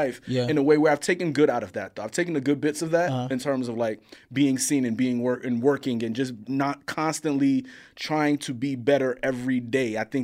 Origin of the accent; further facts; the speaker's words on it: New York City, New York, United States; I grew up in Coney Island, Brooklyn, Coney Island.